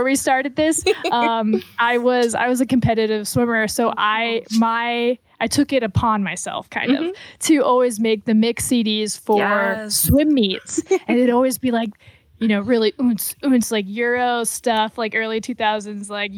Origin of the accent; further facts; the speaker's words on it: Florida, United States; moved away as an adult; also born or lived in Atlanta / Detroit / Chicago; now in Indiana, United States; I grew up in Florida